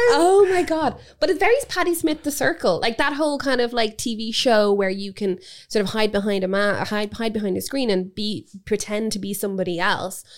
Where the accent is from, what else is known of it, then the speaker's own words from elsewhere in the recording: Dublin, Leinster, Ireland; growing up in Dublin